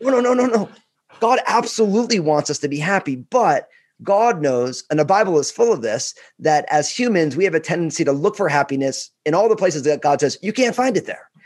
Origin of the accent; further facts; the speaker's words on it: New Jersey, United States; I'm all Italian from New Jersey